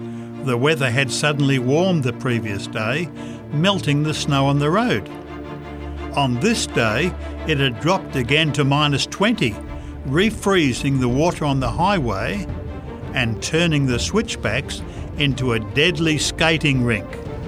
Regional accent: Canada; I was prepared for the cold. I am a Canadian.

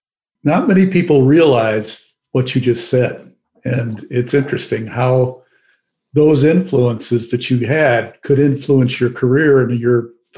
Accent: Midwest, United States; moved away as an adult; now in Washington, D.C., United States; I moved here in 1985, and of course, you know, I grew up in the Midwest

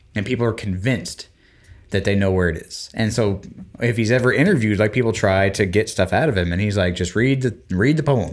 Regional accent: Florida Panhandle, United States; when I was growing up in the Panhandle of Florida

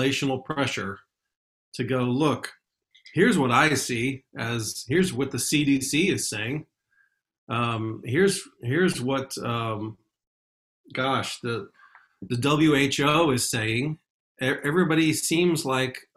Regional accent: Houston, Texas, United States; The place where I grew up in Houston

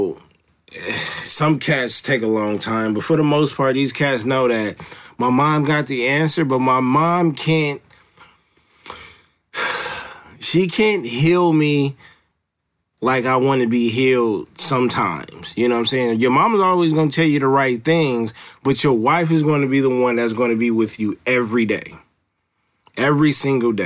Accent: Los Angeles, California, United States; I live close to Los Angeles now, but I'm from Los Angeles

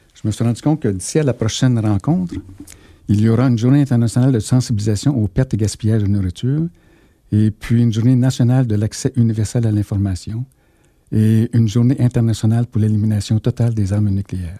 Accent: Sherbrooke, Quebec, Canada; je viens de Fleurimont

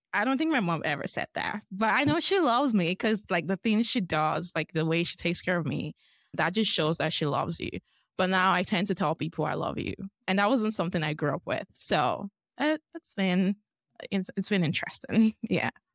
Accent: Lagos, Nigeria; moved away as an adult; now in Boise, United States; I'm from Lagos, Nigeria. I'm also from the Yoruba tribe, and that's, like, my parents' tribe. I grew up in Nigeria all of my life, and I came here for college

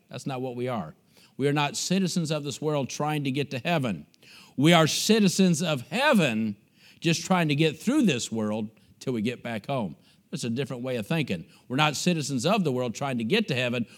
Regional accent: United States; moved away as an adult; also born or lived in Bulgaria; me as an American missionary

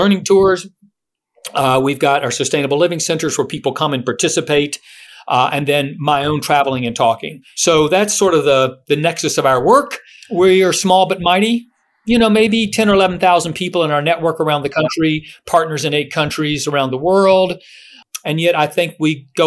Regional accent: Blue Ridge, Virginia, United States; moved away as an adult; also born or lived in Arizona; I'm in Blue Ridge, Virginia now. I moved back to my home area about 6 years ago.

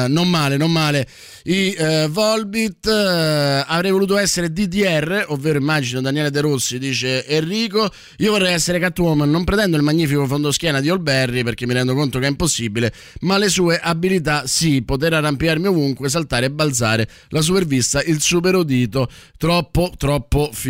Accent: Argentina; Eh, vabbè, in quanto argentino lo sai chi volevo, chi volevo essere, no?

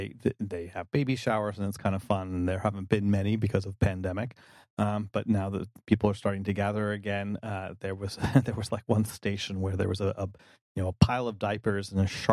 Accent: North Carolina, United States; I'm down home from North Carolina

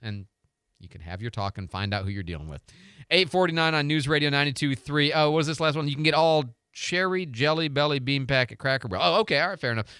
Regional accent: Pontiac, Michigan, United States; now in Pensacola, United States; I was born in the Detroit area, Pontiac actually, and so I was raised as a Pistons, Tigers, Red Wings, and Lions

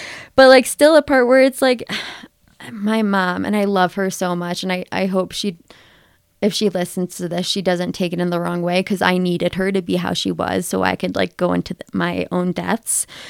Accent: Ohio, United States; moved away as an adult; now in Colorado, United States; I grew up in Ohio

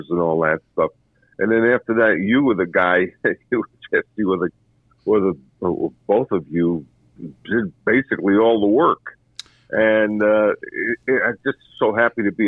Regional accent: New York City, New York, United States; growing up in Brooklyn, I used to watch the Knicks

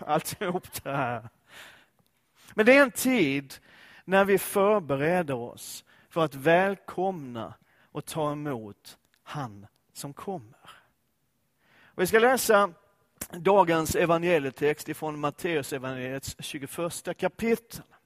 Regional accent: Skåne, Sweden; Jag är ju skåning och Danmark ligger nära

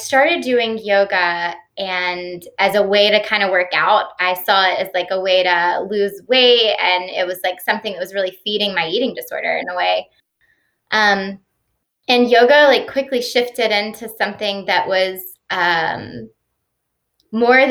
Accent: Stone Mountain, Georgia, United States; also born or lived in Austin, Texas; I grew up in Stone Mountain, Georgia. So I'm a Georgia native

